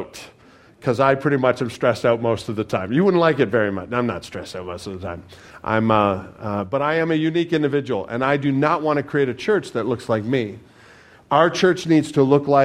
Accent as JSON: {"language": "English", "country": "Canada", "said": "I'm Canadian"}